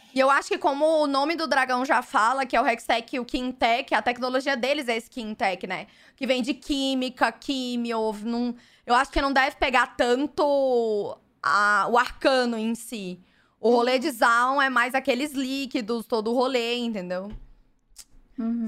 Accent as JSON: {"language": "Portuguese", "town": "Fortaleza", "region": "Ceará", "country": "Brazil", "moved": "yes", "lives_now": "São Paulo, Brazil", "said": "eu venho de Fortaleza."}